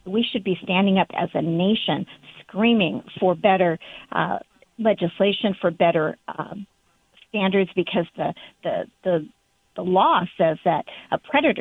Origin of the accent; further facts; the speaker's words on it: Southern California, United States; I grew up in Southern California